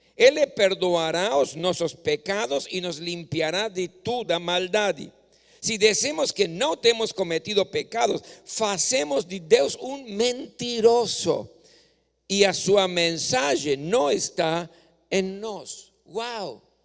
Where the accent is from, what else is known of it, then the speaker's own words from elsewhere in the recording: Córdoba, Argentina; moved away; moraba en la ciudad de Córdoba, donde yo nací, yo gustaba cuando, cuando era joven o adolescente, cuando tenía oportunidad, iba para el templo